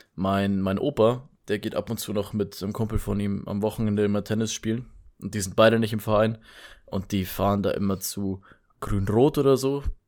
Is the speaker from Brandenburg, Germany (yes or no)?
no; Bavaria, Germany; bei uns in Bayern